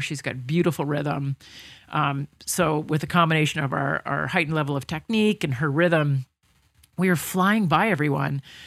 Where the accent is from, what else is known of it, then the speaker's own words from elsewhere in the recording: Toronto, Ontario, Canada; I grew up in Toronto